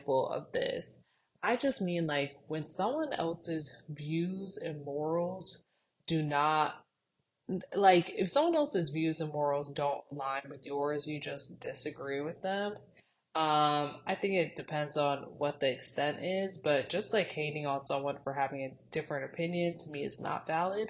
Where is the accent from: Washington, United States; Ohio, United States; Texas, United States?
Ohio, United States; Cleveland; moved away; we are from Cleveland, Ohio.